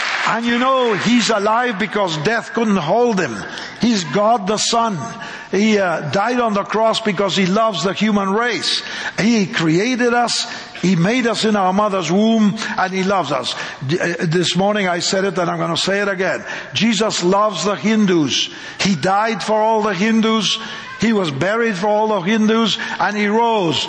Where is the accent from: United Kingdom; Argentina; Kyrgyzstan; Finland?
Argentina; moved away; I'm a Latin, you know, I come from Argentina